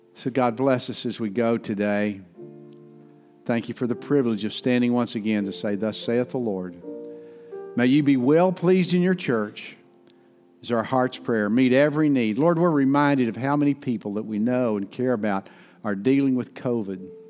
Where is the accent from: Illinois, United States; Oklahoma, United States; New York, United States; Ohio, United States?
Oklahoma, United States; Ada; my hometown, in Fred Overton's hometown, Ada, Oklahoma.